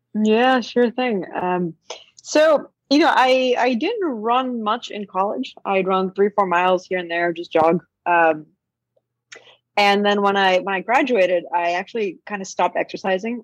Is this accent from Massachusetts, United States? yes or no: yes; Boston, Massachusetts, United States; I grew up in Boston